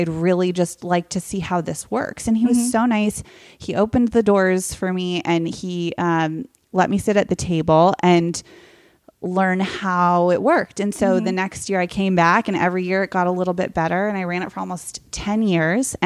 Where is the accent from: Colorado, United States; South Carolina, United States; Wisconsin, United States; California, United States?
California, United States; Silicon Valley; So I grew up in Silicon Valley, like before it was Hollywoodized